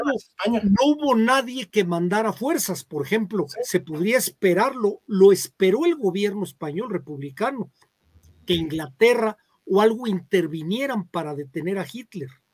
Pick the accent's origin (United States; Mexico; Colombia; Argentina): Mexico; de donde soy yo de Sitaco